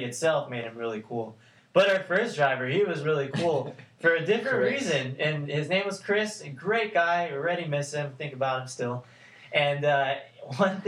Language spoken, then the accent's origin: English; Canada; moved away